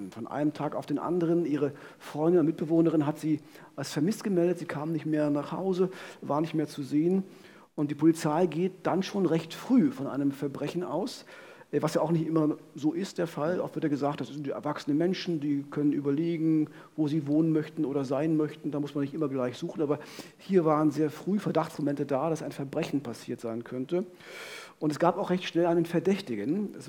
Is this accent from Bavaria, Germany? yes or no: no; Frankfurt, Brandenburg, Germany; On Tour in wir Frankfurt oder meiner Heimatstadt